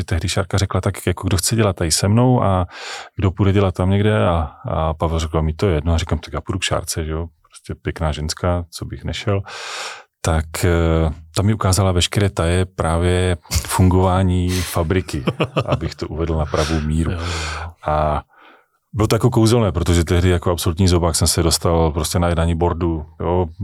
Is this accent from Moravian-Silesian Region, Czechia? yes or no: yes; Kopřivnice, Moravian-Silesian Region, Czechia; also born or lived in Ostrava; já jsem ostravský patriot, já mám Ostravu hrozně rád, já jsem tam jsem se tam narodil, já jsem tam vystudoval, eh, jinak jsem jako z Kopřivnice